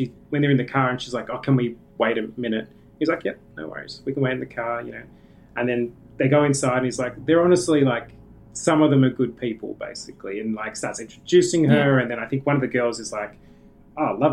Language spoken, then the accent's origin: English; Australia; as an Australian